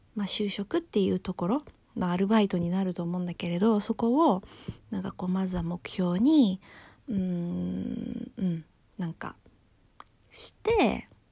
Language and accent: Japanese; Japan; 私は日本人です